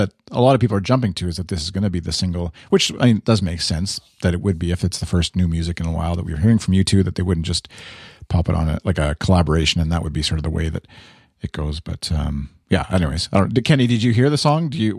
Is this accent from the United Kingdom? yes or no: no; Canada; accent: Canadian; my little Canadian accent slipped in there